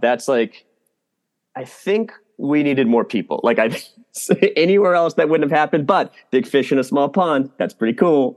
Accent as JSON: {"language": "English", "region": "Massachusetts", "country": "United States", "moved": "yes", "said": "I'm also from Massachusetts"}